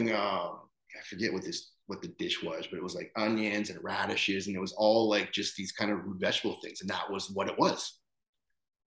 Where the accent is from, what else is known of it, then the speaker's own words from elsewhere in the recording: Winnipeg, Manitoba, Canada; moved away; I'm from fucking Winnipeg, right? Like, I'm from the Canadian prairies.